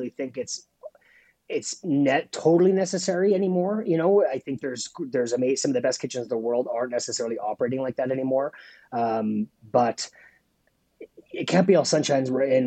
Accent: Saskatoon, Saskatchewan, Canada; being a Canadian chef

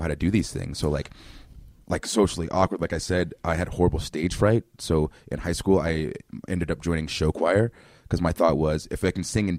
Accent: Inglewood, California, United States; also born or lived in Columbus, Georgia; So I was born in Columbus, Georgia. We moved up to California in Inglewood. So we lived like in between the Bloods and the Crips

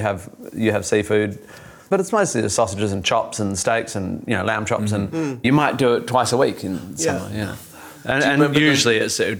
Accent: Australia; being an Australian male, I will often go, it's a lovely day, so I'll do it all on a barbecue

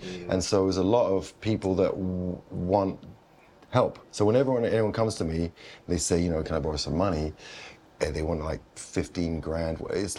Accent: London, United Kingdom; In London, center of London.

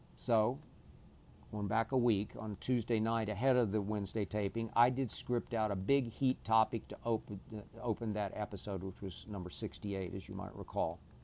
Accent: Oklahoma City, Oklahoma, United States; moved away; my hometown in Oklahoma City

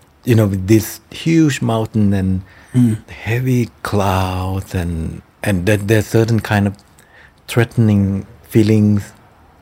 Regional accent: Thailand; Symmetry of Splendor that takes place in my hometown

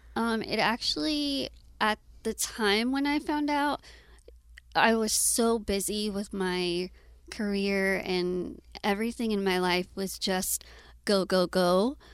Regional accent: Austin, Texas, United States; I was born and raised in Austin

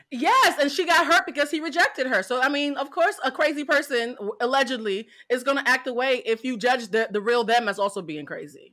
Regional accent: Boston, Massachusetts, United States; I'm from Boston

